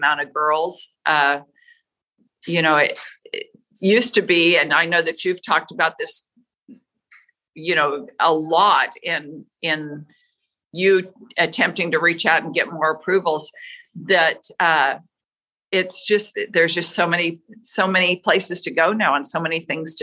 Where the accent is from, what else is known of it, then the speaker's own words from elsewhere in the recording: Las Vegas, Nevada, United States; I grew up in Las Vegas, which is so weird because at the time, Vegas wasn't a rodeo town